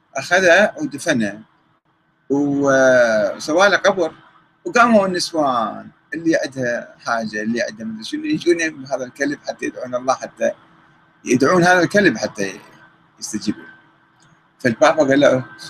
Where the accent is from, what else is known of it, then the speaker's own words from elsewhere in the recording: Iraq; عندنا بالعراق